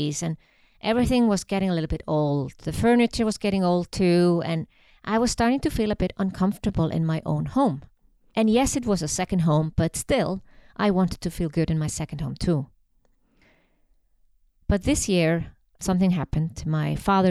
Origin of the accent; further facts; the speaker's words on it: Iceland; moved away as an adult; now in Switzerland; I come from Iceland.